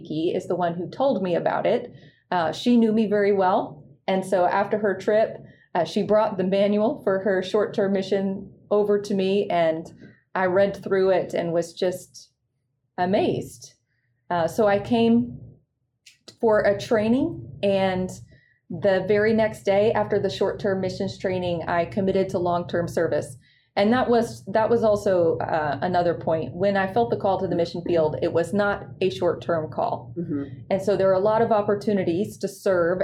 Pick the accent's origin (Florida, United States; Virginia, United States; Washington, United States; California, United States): Virginia, United States; Appomattox; moved away as an adult; I grew up in Appomattox, Virginia